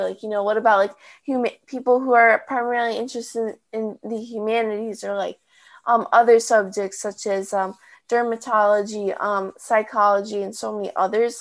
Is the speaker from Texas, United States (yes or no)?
no; Chicago, Illinois, United States; I'm from Chicago